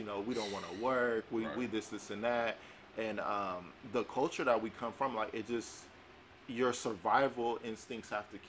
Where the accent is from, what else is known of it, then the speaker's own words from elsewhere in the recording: Compton, California, United States; I put on my address, I'm from Compton, they like, oh no.